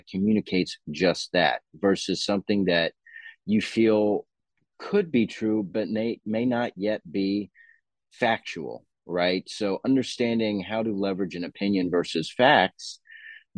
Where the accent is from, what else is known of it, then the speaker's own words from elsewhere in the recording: Dallas, Texas, United States; also born or lived in Tampa, Florida; now in Austin, United States; I grew up in Dallas